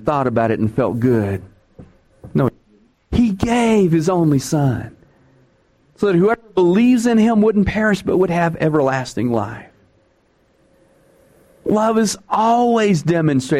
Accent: Texas, United States; I'm from Texas

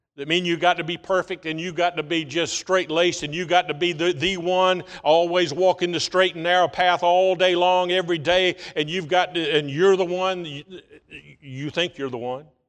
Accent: United States; back in nineteen seventy-five, I was graduating from Bryan County High School.

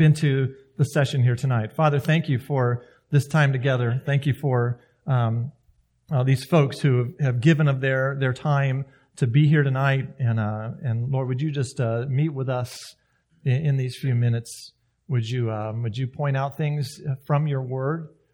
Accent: South Carolina, United States; moved away; I grew up in South Carolina

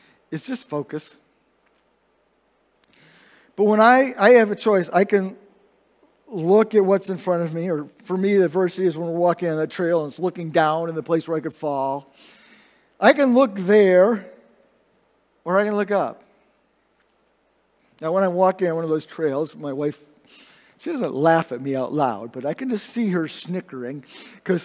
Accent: Indiana, United States; also born or lived in Michigan; I remember when we moved from Michigan down to Indiana when I was in second grade

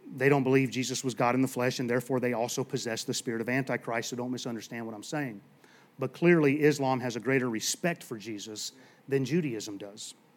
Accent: Southeast, United States; I grew up in the Southeast

